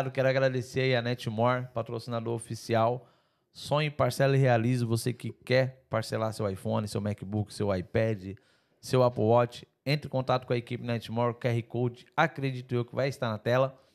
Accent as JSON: {"language": "Portuguese", "country": "Brazil", "said": "Eu como empresário europeu, eu sou brasileiro, mas eu, eu, é, é, eu sou mais europeu empresário do que brasileiro."}